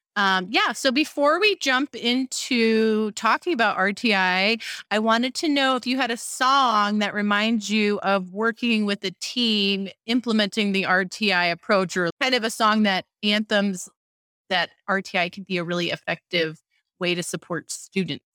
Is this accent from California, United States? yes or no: yes; California, United States; I'm from California